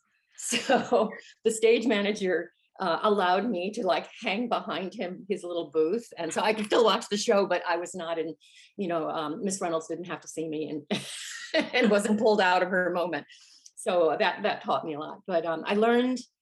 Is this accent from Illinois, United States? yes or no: yes; Park Ridge, Illinois, United States; I grew up just outside Chicago, Chicago area.